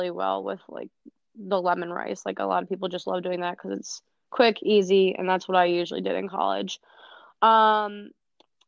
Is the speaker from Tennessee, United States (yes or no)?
no; Philadelphia, Pennsylvania, United States; born or raised there